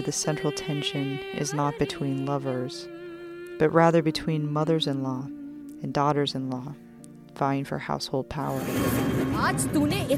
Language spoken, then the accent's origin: English; United States; also born or lived in South Dakota; I'm from Wyoming and South Dakota